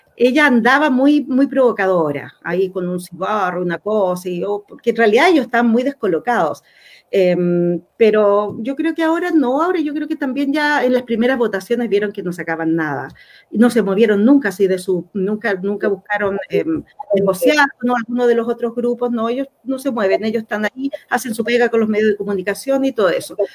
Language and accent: Spanish; Chile; Acá somos todos chilenos y chilenas